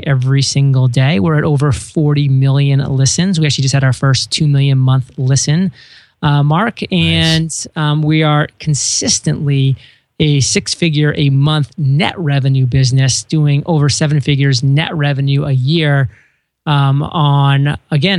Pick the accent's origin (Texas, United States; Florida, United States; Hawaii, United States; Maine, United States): Maine, United States; moved away as an adult; I grew up in Maine for the first 18 years of my life